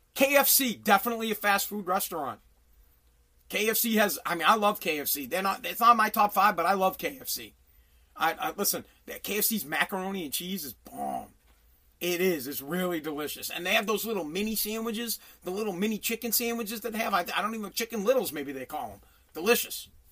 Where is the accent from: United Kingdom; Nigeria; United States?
United States; Massachusetts; Here in Massachusetts, I talk about Mass because I'm from Mass